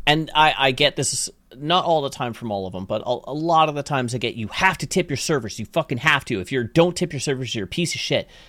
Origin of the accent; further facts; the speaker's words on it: Canada; I'm Canadian